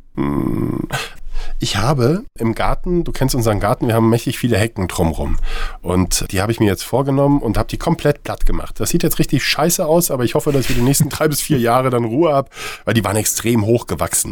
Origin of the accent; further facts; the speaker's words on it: Saarland, Germany; moved away; also born or lived in Marburg; ich komme ja gebürtig aus dem Saarland